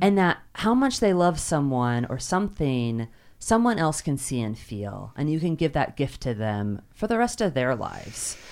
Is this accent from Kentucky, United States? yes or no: yes; Kentucky, United States; I grew up in Kentucky